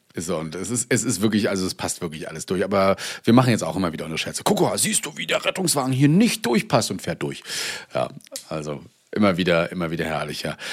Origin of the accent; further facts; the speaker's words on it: East Germany, Germany; Hier auch bei uns im Osten.